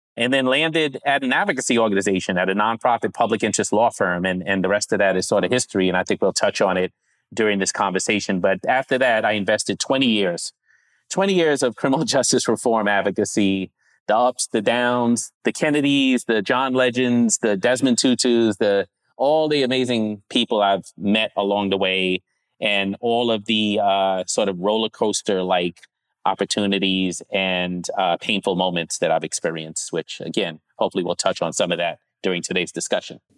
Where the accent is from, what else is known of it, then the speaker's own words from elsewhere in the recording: New York, United States; also born or lived in Grenada / Savannah, Georgia; I was born in Brooklyn, Brooklyn, New York, and then spent the first nine years or so in the Caribbean, small island called Grenada